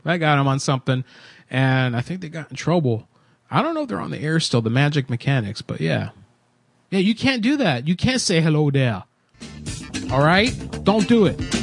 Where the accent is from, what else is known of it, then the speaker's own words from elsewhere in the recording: Florida, United States; moved away as an adult; I was born and raised in Florida, and I lived there up until seven years ago